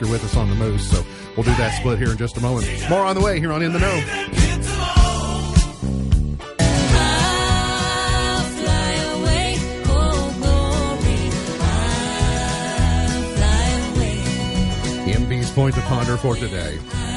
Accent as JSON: {"language": "English", "town": "Caneyville", "region": "Kentucky", "country": "United States", "said": "I'm from Caneyville"}